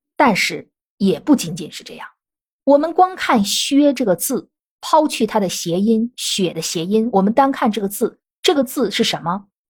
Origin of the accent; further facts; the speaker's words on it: northern China, China; 我本身是北方人